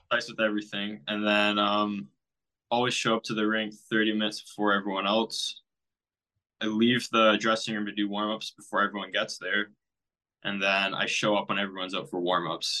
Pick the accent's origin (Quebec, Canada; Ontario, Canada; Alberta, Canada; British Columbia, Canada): Ontario, Canada; Amherstburg; born or raised there